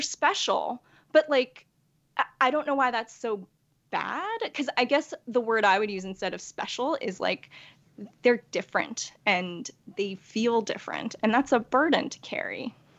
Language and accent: English; New York, United States; also born or lived in Korea; I was born in Korea and adopted as a baby uh, by white parents in New York. And so I, I really don't know Korea at all